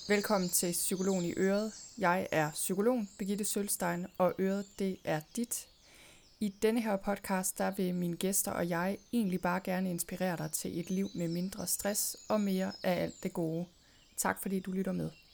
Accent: Thy, North Denmark Region, Denmark; ligesom mig er du født og opvokset i Thy

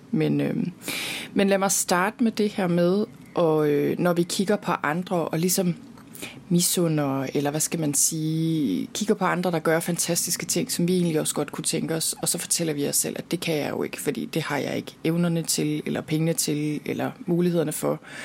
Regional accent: Denmark; derhjemme i Danmark

